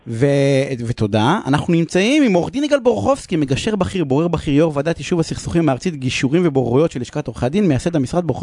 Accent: Beersheba, Southern District, Israel; הילה, את מתארת את הילדות שלי בבאר שבע, תמיד כן.

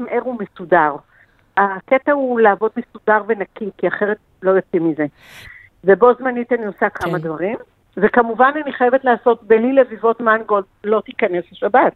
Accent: Safed, Northern District, Israel; זה מאכל שהיינו אוכלים בצפת, כי אנחנו מצפת

